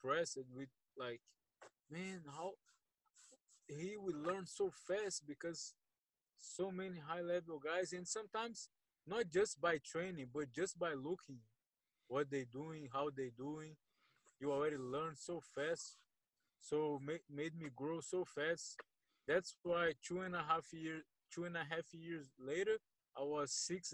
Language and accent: English; Brazil; also born or lived in Rio de Janeiro; After I finished high school in Brazil, I moved to Rio to train in Nova União